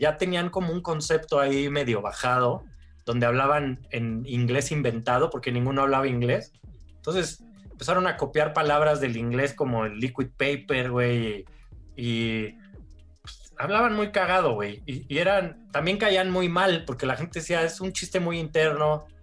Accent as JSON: {"language": "Spanish", "country": "Mexico", "said": "mi jefa mexicana"}